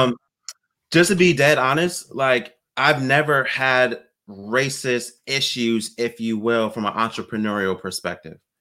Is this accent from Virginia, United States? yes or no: yes; Virginia Beach, Virginia, United States; moved away as an adult; now in San Diego, United States; My wife and I, we grew up in Virginia Beach